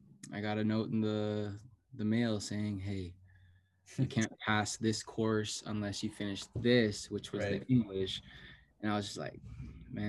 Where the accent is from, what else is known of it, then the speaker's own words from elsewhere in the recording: Vancouver, British Columbia, Canada; I'm from Vancouver, South Van.